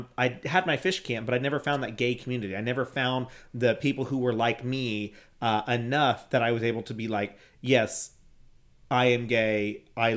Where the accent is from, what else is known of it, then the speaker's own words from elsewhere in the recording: San Antonio, Texas, United States; moved away as an adult; now in Houston, United States; I was the first person to move away from San Antonio